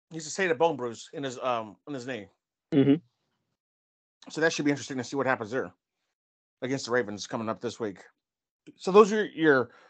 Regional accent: Kansas City, Missouri, United States; born and raised in Kansas City

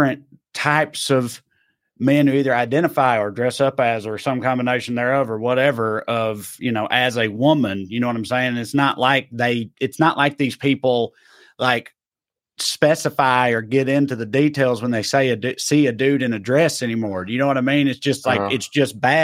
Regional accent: eastern Middle Tennessee, United States; I was on the eastern part of Middle Tennessee

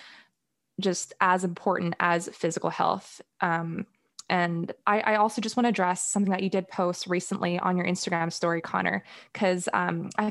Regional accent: Singapore; growing up in Singapore

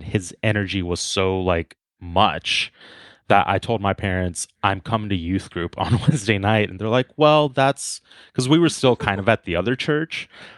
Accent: Guatemala; born there; So yeah, just to start off, I was born in Guatemala. My parents are both Guatemalan.

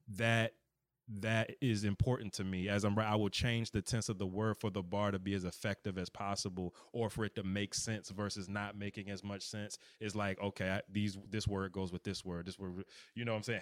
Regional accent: United States; accent: DMV; my D M V or whatever accent

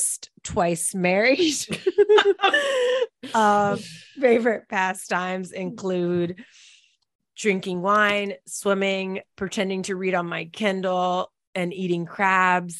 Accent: Annandale, Virginia, United States; moved away as an adult; also born or lived in Charleston, South Carolina; now in Oklahoma City, United States; I grew up in Northern Virginia, specifically Annandale

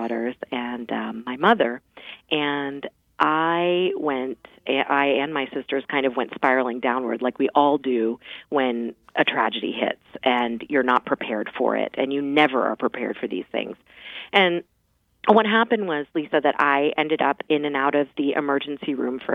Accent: Mount Vernon, Virginia, United States; I grew up in Mount Vernon

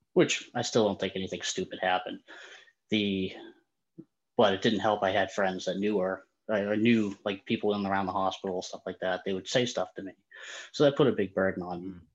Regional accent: Boston, Massachusetts, United States; I'm from the Boston area

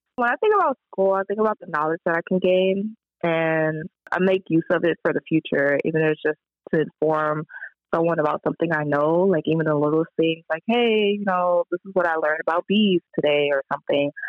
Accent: Compton, California, United States; I grew up in Compton, just a little kid growing up in like a really rough city

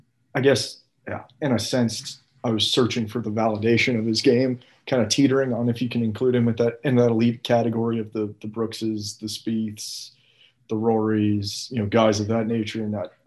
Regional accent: the South, United States; Growing up in the South

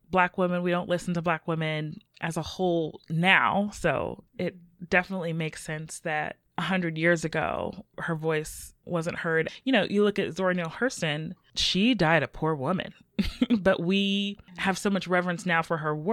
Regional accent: West Virginia, United States; also born or lived in Puerto Rico; I grew up in in West Virginia, and so I, it was sort of a it was a small city city. I say that with air quotes, but there was not much in terms of of diversity where I was.

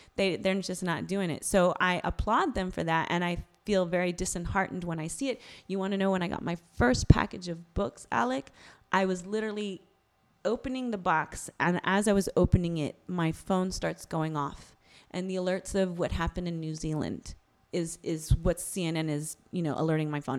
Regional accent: Bay Area, California, United States; I'm Bay Area.

